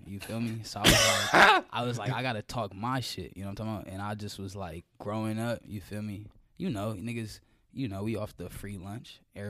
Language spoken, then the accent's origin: English; Georgia, United States; But I grew up in DeKalb County. And then my last 3 years of high school, wiggled up to the North Side. You feel me? Got cultured at Norcross.